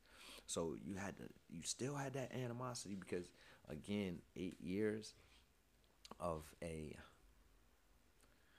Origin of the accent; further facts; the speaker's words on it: New York, United States; I was born and raised in New York